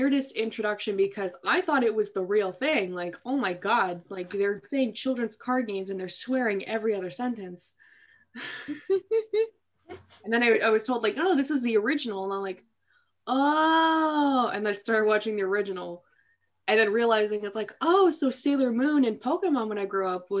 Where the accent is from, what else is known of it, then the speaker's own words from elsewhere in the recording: Northern California, United States; I'm from Northern California